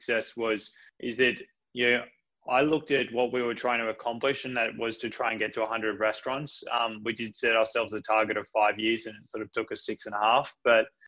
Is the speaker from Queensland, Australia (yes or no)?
no; Coffs Harbour, New South Wales, Australia; I'm a country kid. I was brought up in just outside of Coffs Harbour